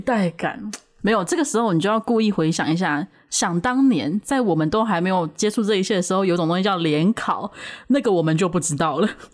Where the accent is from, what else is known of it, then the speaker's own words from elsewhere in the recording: Taiwan; 因为我们都是九年级生，就是在台湾没错